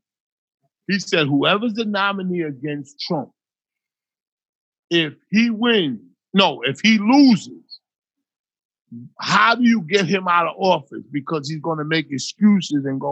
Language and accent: English; New Jersey, United States; We used to come from Jersey